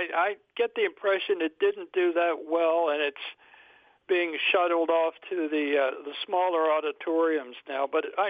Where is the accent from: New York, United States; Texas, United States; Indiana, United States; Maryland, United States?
Maryland, United States; Baltimore; I grew up in Baltimore